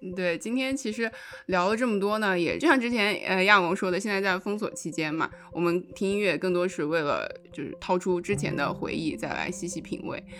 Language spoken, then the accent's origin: Chinese; Xinjiang, China; moved away; 我是新疆的